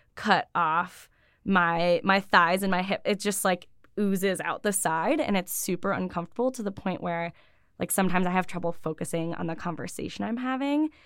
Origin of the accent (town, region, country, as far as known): Buffalo, New York, United States; born or raised there; also born or lived in Ithaca, New York